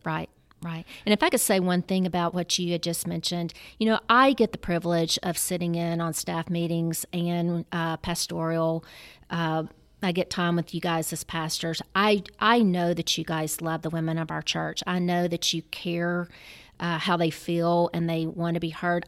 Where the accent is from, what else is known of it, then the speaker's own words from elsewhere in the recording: Memphis, Tennessee, United States; I'm a native Memphian, been here all my life